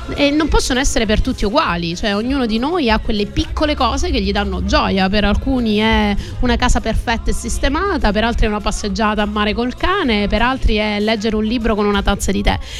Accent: Calabria, Italy; sono calabrese

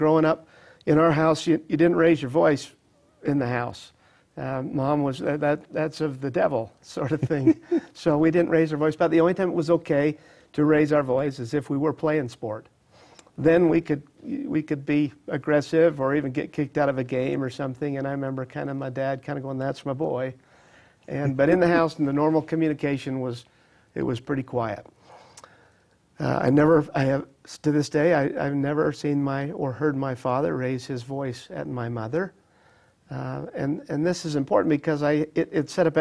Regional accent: Utah, United States; I was born and raised in Utah

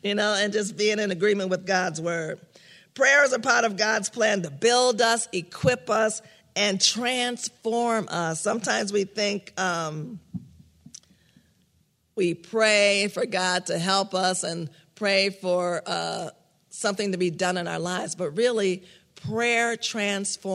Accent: New York, United States; moved away; I grew up in New York

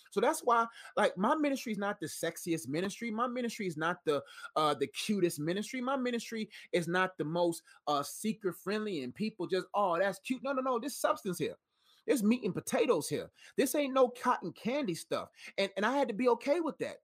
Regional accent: Nigeria; I'm Nigerian, so I got Nigerian traits.

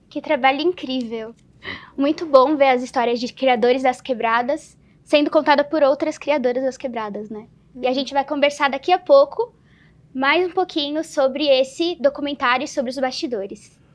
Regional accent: São Paulo, Brazil; eu sou da Zona Sul de São Paulo

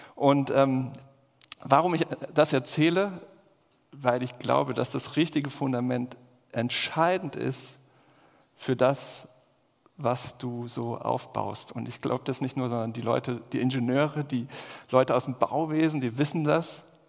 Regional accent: Germany; wir sind ja als Deutsche eh sehr kritisch

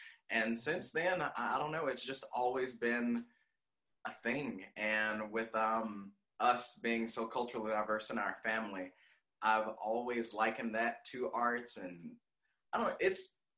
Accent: Memphis, Tennessee, United States; I don't know what part to call it, but I grew up on Barron.

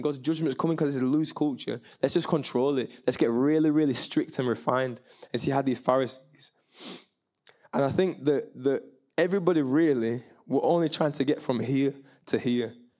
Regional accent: Bradford, Yorkshire and the Humber, United Kingdom; I'm from Bradford. I'm proudly Jamaican, proudly English, proudly from West Yorkshire

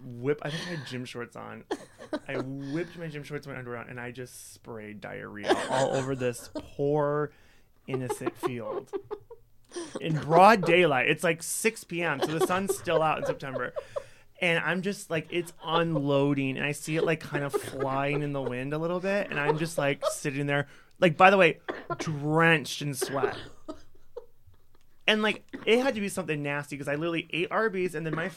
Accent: Holstein, Iowa, United States; now in Chicago, United States; I grew up in a little town in Iowa called Holstein.

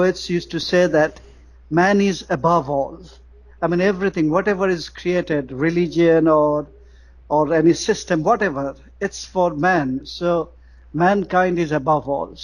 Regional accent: Bangladesh; what kind of population density we have in Bangladesh

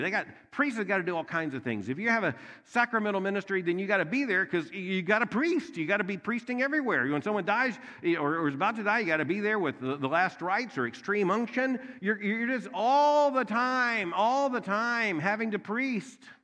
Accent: Louisville, Kentucky, United States; I am from Louisville, Kentucky

